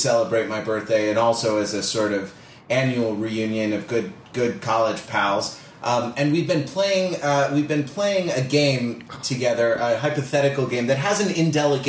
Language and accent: English; Los Angeles, California, United States; my hometown of Los Angeles, California, where we are sitting in my living room